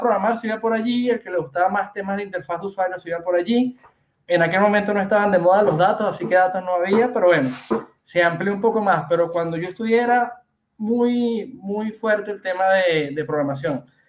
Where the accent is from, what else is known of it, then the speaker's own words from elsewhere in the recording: Venezuela; moved away as an adult; also born or lived in Argentina; now in Barcelona, Spain; soy venezolano